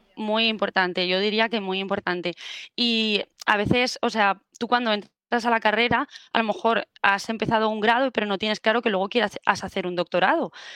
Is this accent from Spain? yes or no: yes; Murcia, Region of Murcia, Spain; moved away as an adult; now in Valencia, Spain; fue la de Murcia porque yo soy de ahí